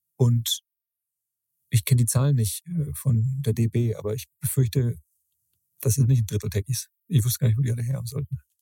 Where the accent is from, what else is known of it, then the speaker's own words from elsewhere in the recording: Middle Franconia, Bavaria, Germany; Andrea und ich aus Mittelfranken.